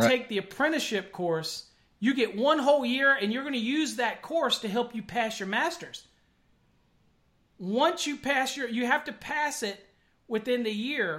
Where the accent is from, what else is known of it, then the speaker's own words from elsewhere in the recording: Virginia, United States; moved away as an adult; now in McKinney, United States; I'm up in McKinney. Up in McKinney, Texas. Now I'm from Virginia, but I came out here to work for Encore Wire